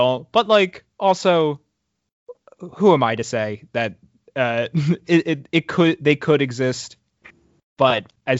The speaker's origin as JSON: {"language": "English", "region": "New Jersey", "country": "United States", "tie": "born or raised there", "said": "because I grew up in New Jersey."}